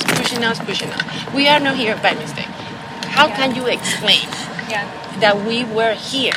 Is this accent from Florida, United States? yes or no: yes; Parkland, Florida, United States; No, we are from Parkland.